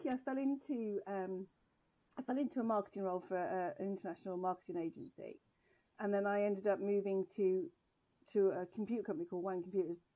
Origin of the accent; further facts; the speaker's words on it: England, United Kingdom; of being English, I never actually lived in England until I was 21.